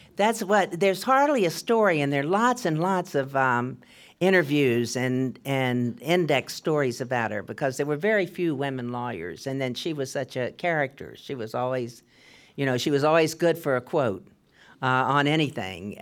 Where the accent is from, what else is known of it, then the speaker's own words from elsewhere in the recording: Maryland, United States; now in California, United States; I'm from Maryland